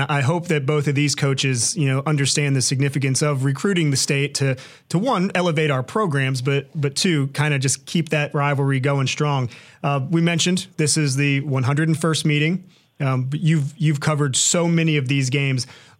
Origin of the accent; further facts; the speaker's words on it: Norfolk, Virginia, United States; I remember growing up in Norfolk